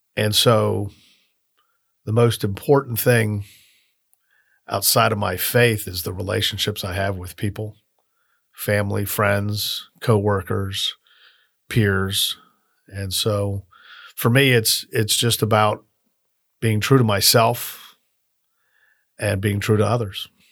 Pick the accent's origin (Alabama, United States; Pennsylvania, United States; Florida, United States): Florida, United States; Miami; now in Tallahassee, United States; I grew up in Miami